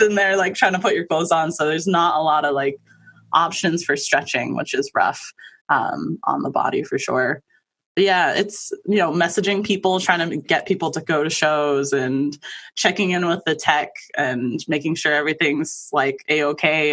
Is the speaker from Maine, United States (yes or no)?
yes; Maine, United States; also born or lived in Manhattan, New York / Queens, New York; we moved over here when I was little. So I've been here most of my life